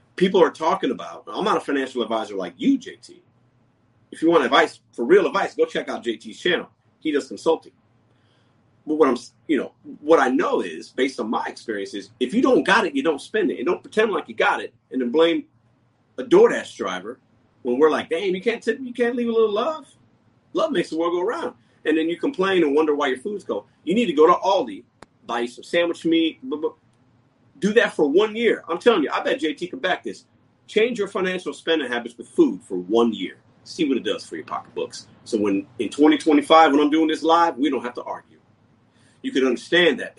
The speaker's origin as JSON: {"language": "English", "town": "Chicago", "region": "Illinois", "country": "United States", "tie": "born or raised there", "said": "I was born in Chicago. My mother and father were born in Puerto Rico."}